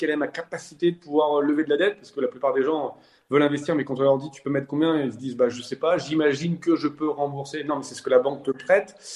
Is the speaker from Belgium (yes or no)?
no; France; Mais moi, du coup, je suis français, donc je suis jaloux